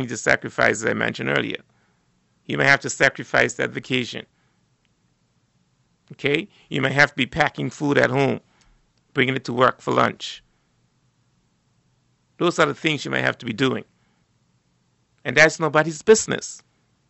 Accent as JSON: {"language": "English", "country": "Turks & Caicos Islands", "tie": "born or raised there", "said": "growing up in South Caicos"}